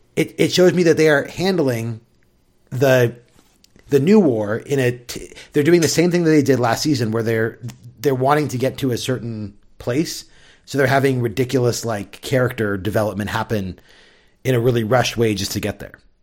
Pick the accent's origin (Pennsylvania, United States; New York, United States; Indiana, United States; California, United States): California, United States; San Diego; growing up in San Diego